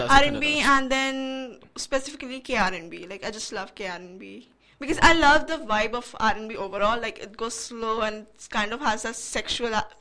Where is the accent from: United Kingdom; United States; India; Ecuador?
India; I'm Indian, so right. I grew up listening to Bollywood songs.